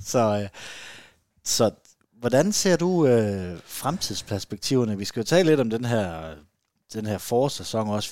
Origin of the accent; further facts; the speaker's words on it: Southern Jutland, Southern Denmark, Denmark; jeg er sønderjyde